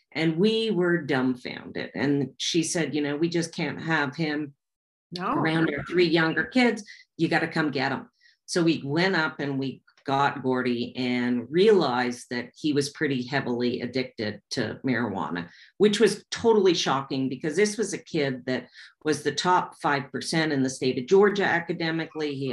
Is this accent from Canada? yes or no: yes; Canada; And we're being Canadian, it was a really, really big deal.